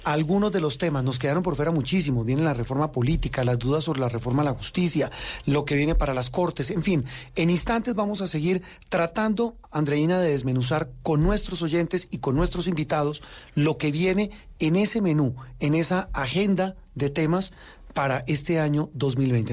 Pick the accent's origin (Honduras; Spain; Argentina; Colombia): Colombia